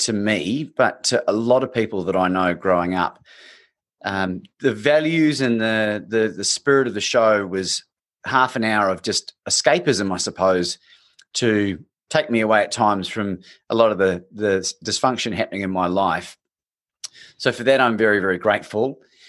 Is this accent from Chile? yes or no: no; New Zealand; I grew up in New Zealand